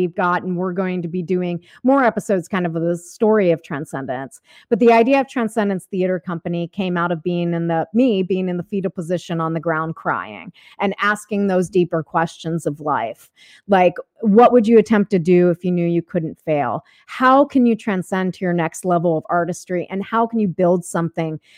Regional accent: Cincinnati, Ohio, United States; moved away as an adult; also born or lived in Los Angeles; now in Sonoma, United States; I come from Cincinnati, Ohio

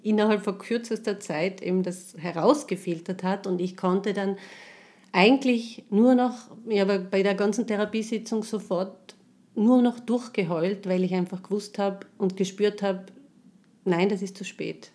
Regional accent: Tyrol, Austria; moved away; ich komme aus Tirol

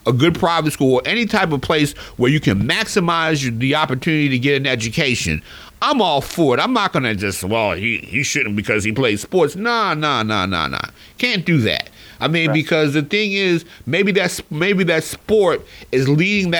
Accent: Philadelphia, Pennsylvania, United States; I grew up in Philly

